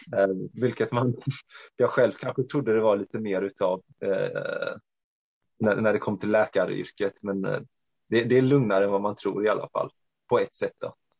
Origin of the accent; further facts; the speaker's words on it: Växjö, Kronoberg County, Sweden; also born or lived in Norway / Romania; född och uppvuxen här i Sverige, men till eh, ungerska föräldrar. Ehm, jag eh, har i princip bott på samma ställe hela mitt liv. Nere i södra Sverige, i Växjö